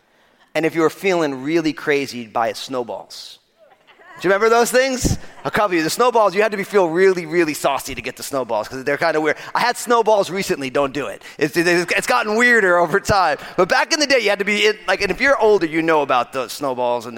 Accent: New Jersey, United States; I'm from New Jersey

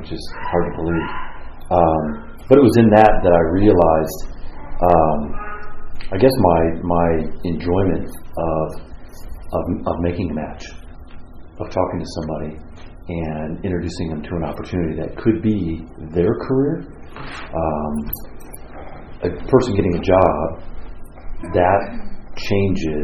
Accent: Southern California, United States; I grew up in Southern California

